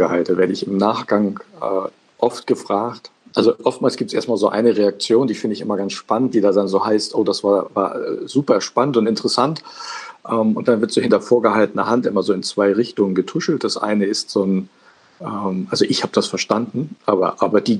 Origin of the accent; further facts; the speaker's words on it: Hamburg, Germany; born there; ich bin geboren tatsächlich in Hamburg